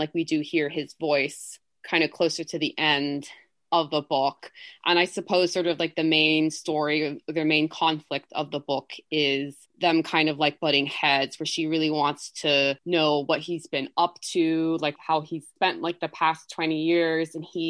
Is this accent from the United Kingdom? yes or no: yes; England, United Kingdom; born there; also born or lived in Colombia; oh, I was born in England, or like my parents live in the US right now, simply because I don't want to get into this sort of really long explanation of that I lived in Colombia for so many years.